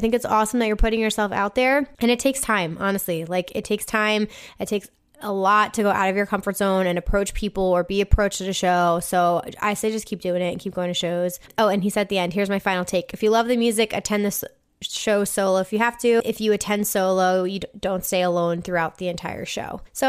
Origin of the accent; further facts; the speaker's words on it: San Antonio, Texas, United States; I just saw … solo in my hometown of San Antonio